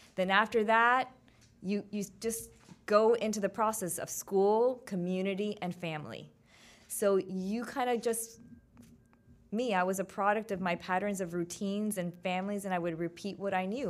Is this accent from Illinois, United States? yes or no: no; Miami, Florida, United States; my hometown, three oh five